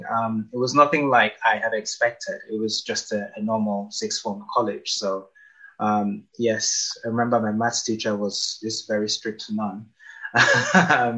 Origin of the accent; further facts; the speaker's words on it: Nigeria; moved away as an adult; I spent pretty much my entire life, 19 years in Nigeria, on one street